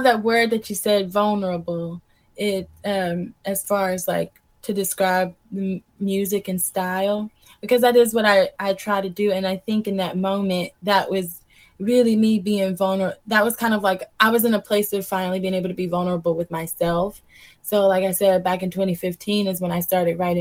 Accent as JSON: {"language": "English", "town": "Greensboro", "region": "North Carolina", "country": "United States", "tie": "born or raised there", "also_born_or_lived": "Chicago", "moved": "as an adult", "said": "I grew up in Greensboro, North Carolina"}